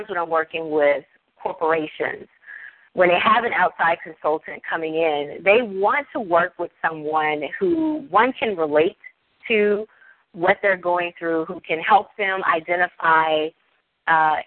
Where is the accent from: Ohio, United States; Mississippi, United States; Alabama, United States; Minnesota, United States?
Mississippi, United States; I'm from Mississippi, and, you know, we talk to the cows.